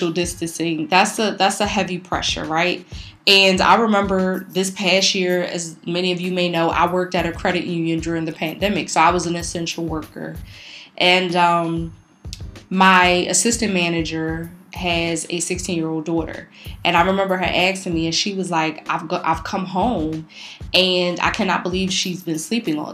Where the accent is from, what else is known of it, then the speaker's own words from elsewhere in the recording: Philadelphia, Pennsylvania, United States; we grew up in North Philly. We grew up in the hood.